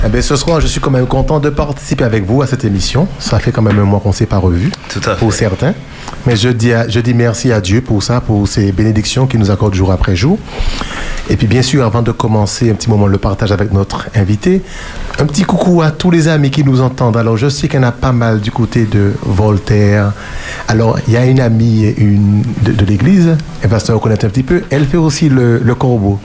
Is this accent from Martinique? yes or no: yes; Martinique; chez nous, à la Martinique